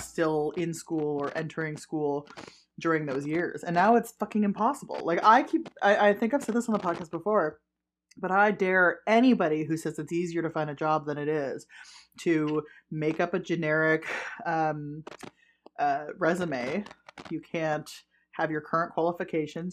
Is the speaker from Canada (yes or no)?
yes; Ottawa, Ontario, Canada; I grew up in Ottawa, right? So I, I grew up around French